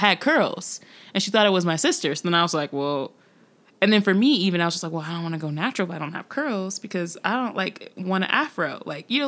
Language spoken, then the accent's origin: English; North Carolina, United States; So I grew up in the South. I grew up in North Carolina